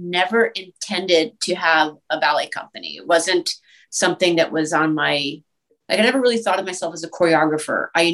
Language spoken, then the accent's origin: English; East Coast, United States; moved away as an adult; also born or lived in Boston / Western Massachusetts / New York; now in Los Angeles, United States; I'm from the East Coast originally, and I danced in Boston, and I went to school in Western Massachusetts and at Boston University